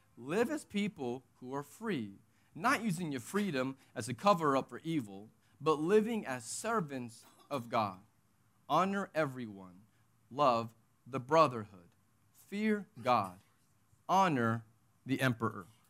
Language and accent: English; Texas, United States; moved away; I'm from Texas. And so that's my nationality. That's my identity